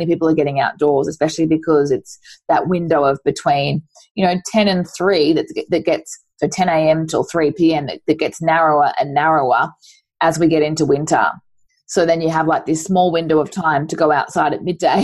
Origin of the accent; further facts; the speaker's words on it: Queensland, Australia; moved away; I grew up in Queensland